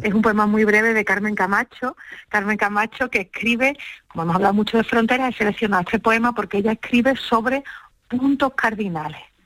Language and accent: Spanish; Andalusia, Spain; los andaluces